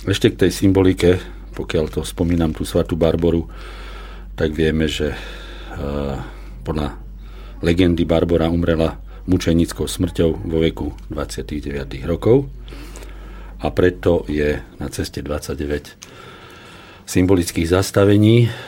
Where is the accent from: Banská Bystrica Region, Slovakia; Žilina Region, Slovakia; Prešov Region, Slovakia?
Banská Bystrica Region, Slovakia; Kremnica; ja ako rodák z Kremnice som hrdý na toto miesto